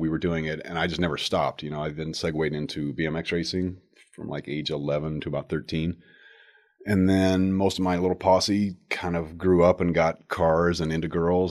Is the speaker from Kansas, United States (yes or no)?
yes; Wichita, Kansas, United States; also born or lived in Atlanta, Georgia / Aurora, Colorado; from like age five to 18, Wichita